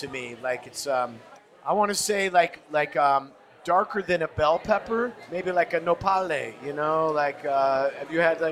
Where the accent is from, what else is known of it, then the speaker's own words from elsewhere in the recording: Oregon, United States; I'm from Oregon